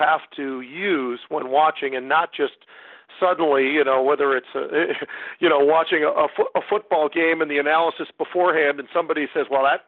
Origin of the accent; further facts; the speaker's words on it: Bay Area, California, United States; also born or lived in Minneapolis, Minnesota / Chicago / Connecticut / Tampa; now in Minnesota, United States; born and raised in the Bay Area, California